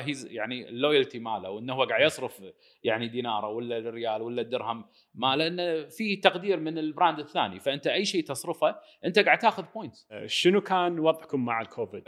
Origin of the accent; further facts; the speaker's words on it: Kuwait; also born or lived in United States; رجعنا من الكويت من الدراسه